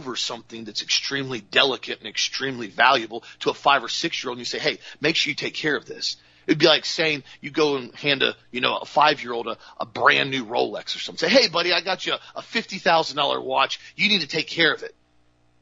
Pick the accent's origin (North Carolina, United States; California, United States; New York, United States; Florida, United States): Florida, United States; I'm from Florida